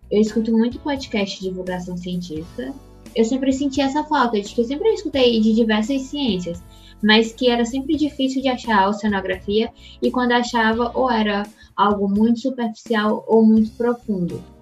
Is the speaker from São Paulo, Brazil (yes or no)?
no; Teresina, Piauí, Brazil; now in Recife, Brazil; eu sou natural de Teresina, no Piauí, e atualmente moro em Recife.